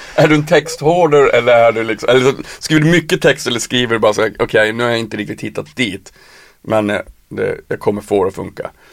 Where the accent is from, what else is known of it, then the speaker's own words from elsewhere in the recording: Piteå, Norrbotten County, Sweden; moved away as an adult; now in Stockholm, Sweden; jag är ju från Piteå. Jag flyttade när jag var 18